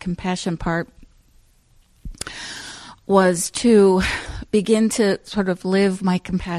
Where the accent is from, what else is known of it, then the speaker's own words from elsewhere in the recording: Ohio, United States; first of all, I came from Southern Ohio, which is a lot more overtly, people just touch you and talk to you.